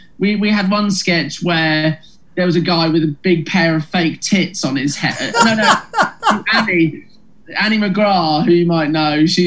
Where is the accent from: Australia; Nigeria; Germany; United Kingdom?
United Kingdom; Oxford, South East England; also born or lived in Leeds; I'm from Oxford